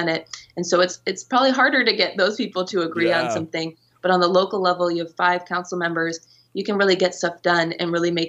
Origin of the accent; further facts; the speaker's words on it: Yorba Linda, California, United States; also born or lived in Washington, D.C.; I came back to my hometown of Yorba Linda